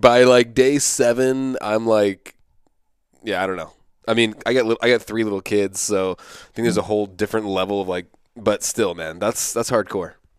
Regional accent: East Coast, United States; I'm from the East Coast

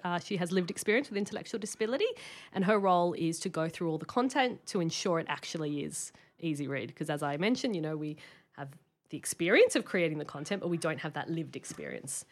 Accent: Sydney, New South Wales, Australia; moved away as an adult; now in Brisbane, Australia; I grew up in Sydney.

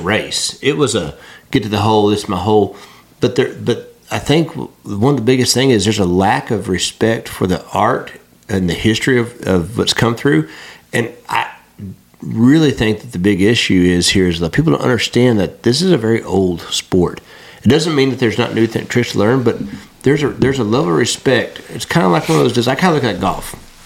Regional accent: West Texas, United States; moved away as an adult; also born or lived in Arkansas; I'm from West Texas

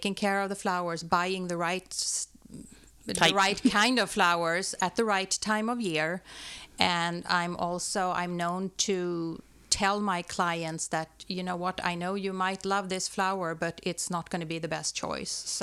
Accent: outside Stockholm, Stockholm County, Sweden; moved away as an adult; now in United States; I was born outside Stockholm in Sweden, and I moved here in 1994.

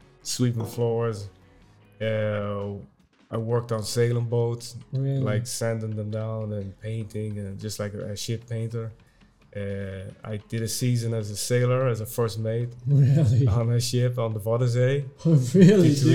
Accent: Tullamore, Leinster, Ireland; accent: Irish; also born or lived in Dublin; now in Zwolle, Netherlands; I was born in Dublin, 1978, and then I grew up in Tullamore, County Offaly. It was the Midlands of Ireland

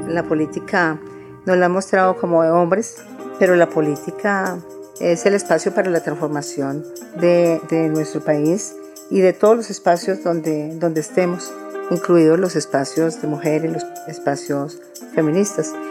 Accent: Antioquia, Colombia; Soy de origen antioqueño

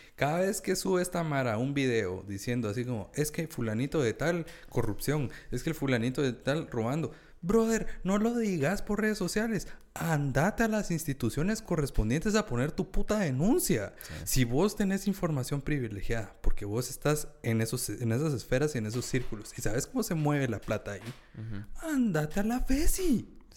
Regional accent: Guatemala; como guatemaltecos tenemos, tenemos una narrativa bien metida en la cabeza de que todo lo que es Chapín es malo

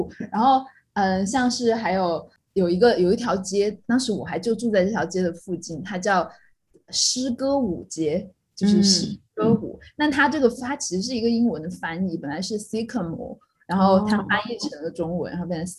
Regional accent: Chongqing, China; 这个给我很大的震撼，因为毕竟我们是来自重庆，你知道重庆那些地名是什么吗？

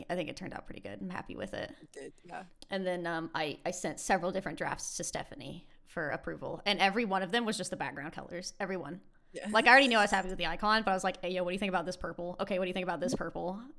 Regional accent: United States; I'm American.

